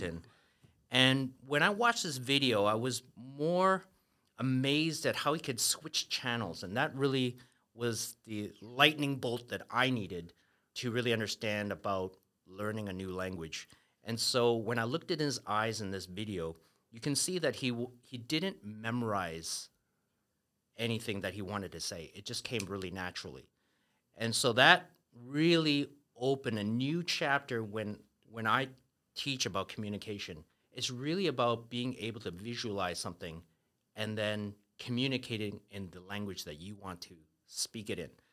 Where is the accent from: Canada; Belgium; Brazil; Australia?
Canada; moved away as an adult; now in Taiwan; I grew up in Canada